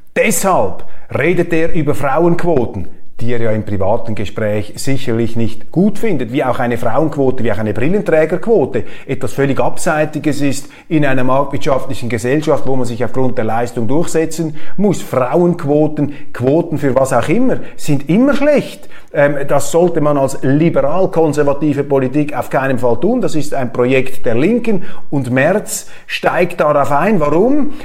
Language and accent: German; Switzerland; als Schweizer